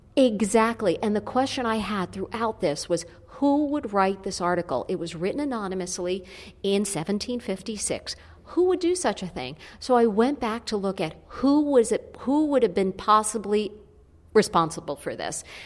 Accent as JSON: {"language": "English", "town": "Yonkers", "region": "New York", "country": "United States", "tie": "born or raised there", "said": "I grew up in Yonkers"}